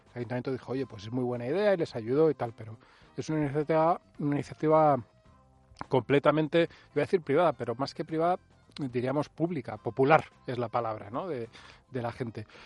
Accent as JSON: {"language": "Spanish", "country": "Spain", "said": "somos muy españoles"}